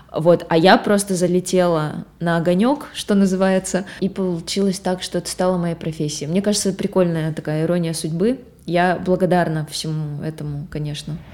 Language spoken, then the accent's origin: Russian; Gubakha, Perm Krai, Russia; это было в Губахе, а. это вот откуда я родом, это, это маленький город недалеко от Перми